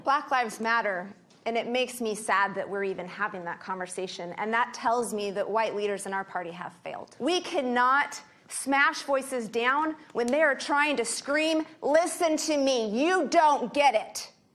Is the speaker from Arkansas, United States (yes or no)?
no; Idaho, United States; I am from Idaho. We are so white